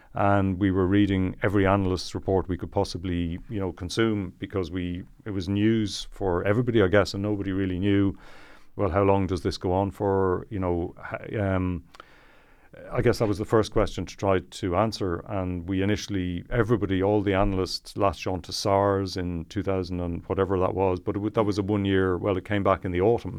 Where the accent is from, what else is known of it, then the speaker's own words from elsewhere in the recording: Malahide, Leinster, Ireland; I'm from Malahide